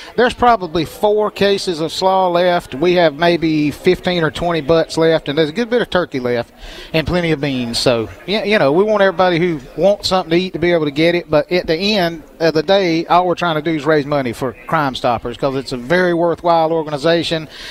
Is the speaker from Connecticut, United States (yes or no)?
no; Pageland, South Carolina, United States; I'm a South Carolina guy. I'm from Pageland